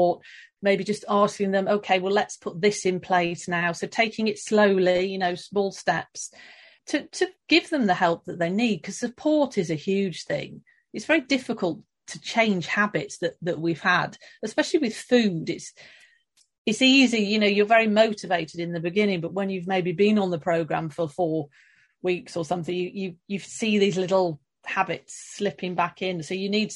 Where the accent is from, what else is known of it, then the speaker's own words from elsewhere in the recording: London, United Kingdom; moved away as an adult; also born or lived in Stockholm, Sweden; now in Sweden; I am British. I'm from London, now living outside Stockholm.